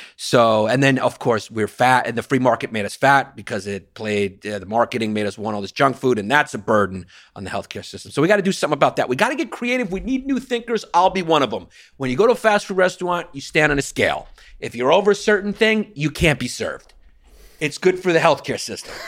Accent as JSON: {"language": "English", "region": "New York", "country": "United States", "tie": "born or raised there", "said": "I'm a lifelong New Yorker"}